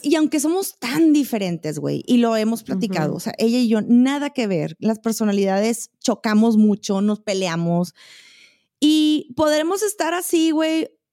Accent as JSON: {"language": "Spanish", "town": "Monterrey", "region": "Nuevo León", "country": "Mexico", "moved": "yes", "lives_now": "Chihuahua, Mexico", "said": "en Monterrey, yo siento, güey, y soy regia"}